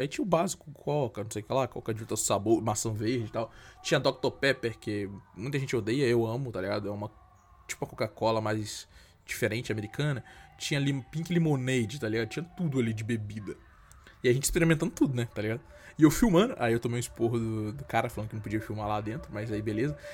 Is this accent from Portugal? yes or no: no; Brazil; A gente é brasileiro